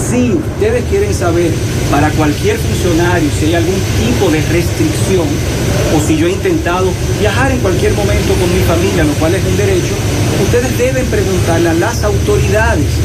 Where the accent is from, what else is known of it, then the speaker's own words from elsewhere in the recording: Dominican Republic; yo nací en la República Dominicana, vivo en la República Dominicana y no pienso ir a ningún otro lugar.